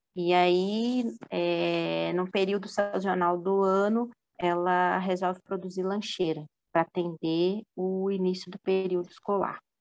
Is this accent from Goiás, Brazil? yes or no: no; Minas Gerais, Brazil; now in São Paulo, Brazil; Eu sou de Minas, minha família toda é de Minas